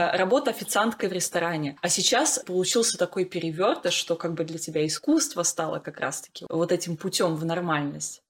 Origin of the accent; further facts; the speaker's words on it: Russia; now in Netherlands; я из России